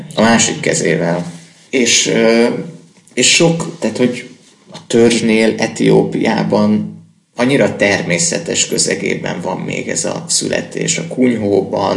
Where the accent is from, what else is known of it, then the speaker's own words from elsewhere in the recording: Hungary; nem mondtuk, hogy magyarok vagyunk